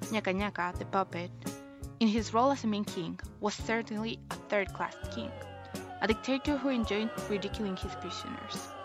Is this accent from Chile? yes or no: yes; Chile; moved away; I'm from Chile